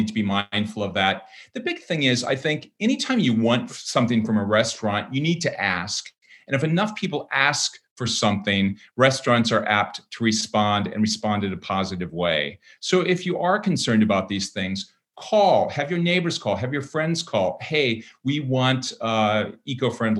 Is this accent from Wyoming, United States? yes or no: no; Minnesota, United States; now in Washington, D.C., United States; I'm also from Minnesota